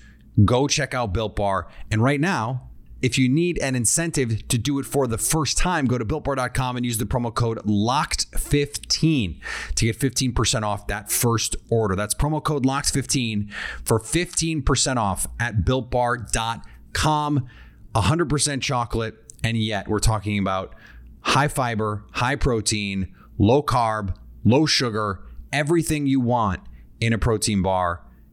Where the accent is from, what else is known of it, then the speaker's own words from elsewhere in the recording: Midwest, United States; And I'm freaked out a little bit because I am from the Midwest. Grasshopper cocktails are a thing that we love there.